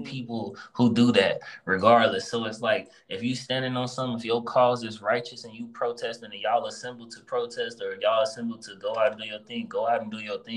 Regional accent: Chicago, Illinois, United States; I'm from Chicago

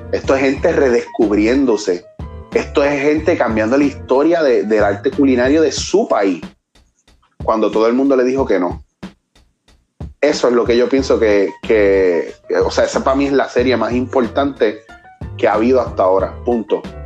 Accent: Puerto Rico; nosotros como puertorriqueños

